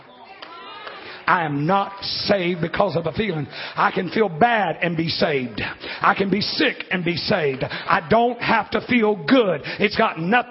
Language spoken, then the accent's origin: English; Alabama, United States; I'm from Alabama